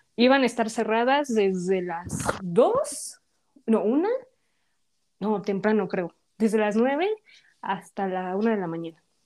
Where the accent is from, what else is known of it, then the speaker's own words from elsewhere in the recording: Mexico; como buenas mexicanas